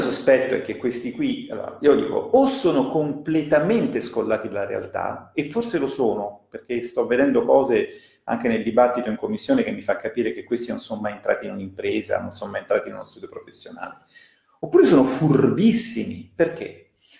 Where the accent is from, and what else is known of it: Italy